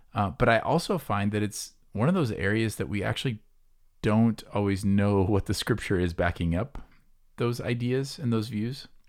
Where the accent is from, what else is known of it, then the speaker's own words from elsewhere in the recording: near Des Moines, Iowa, United States; I grew up near Des Moines